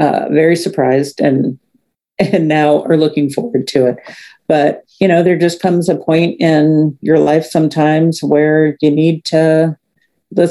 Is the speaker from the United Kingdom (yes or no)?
no; St. Louis, Missouri, United States; moved away as an adult; I grew up in St. Louis